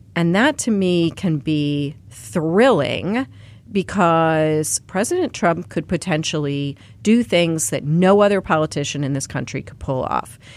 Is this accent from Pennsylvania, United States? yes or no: yes; Pennsylvania, United States; moved away; the kids that I grew up with in Pennsylvania